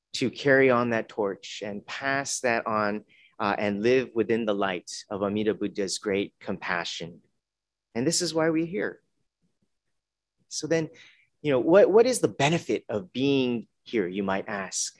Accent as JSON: {"language": "English", "town": "Los Angeles", "region": "California", "country": "United States", "tie": "born or raised there", "also_born_or_lived": "Tacoma", "moved": "yes", "said": "growing up in Los Angeles area"}